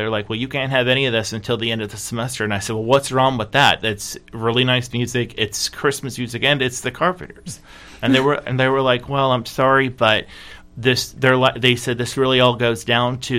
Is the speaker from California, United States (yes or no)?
yes; California, United States; born there; also born or lived in Michigan / South Carolina; I was born in California and I lived in Michigan and South Carolina for most of my life